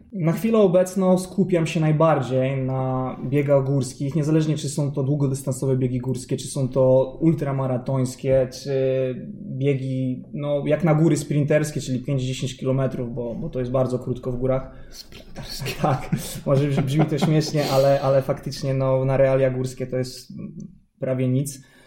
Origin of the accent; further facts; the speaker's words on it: Warsaw, Masovian Voivodeship, Poland; pochodzę z Warszawy